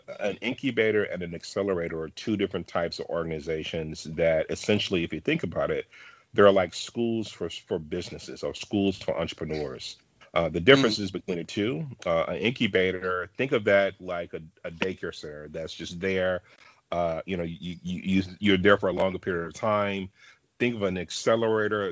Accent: Dallas, Texas, United States; I'm from Dallas, Texas

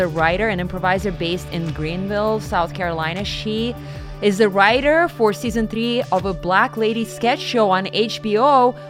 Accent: Siberia, Russia; moved away; I grew up in Siberia, and I was living in the world of like black and white television sets. It was terrible. But I also grew up in the 40s, 1940s.

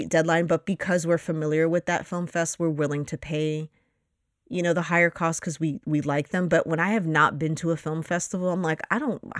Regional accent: Astoria, New York, United States; Studios in Astoria. Um, so uh, that's my hometown, if you will.

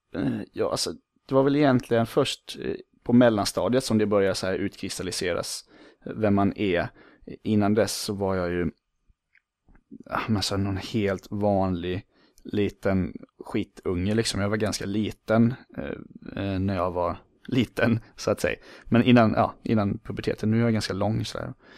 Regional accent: Falkenberg, Halland County, Sweden; moved away as an adult; also born or lived in Borås / San Diego; Uppväxt i Falkenberg på västkusten, det ligger ungefär 10 mil söder om Göteborg

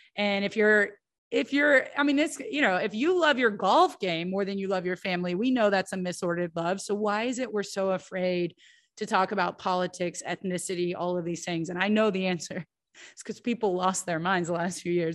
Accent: United States; as an American

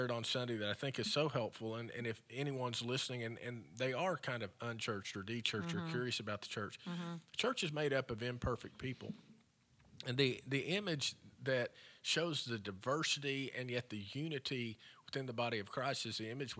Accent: Frederick, Kansas, United States; And I remember as a kid growing up in Frederick, we would drive by the feedlot

